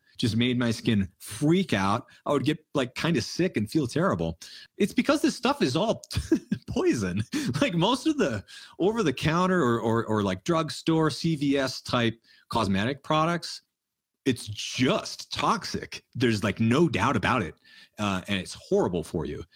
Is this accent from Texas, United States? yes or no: no; New Hampshire, United States; We grew up in New Hampshire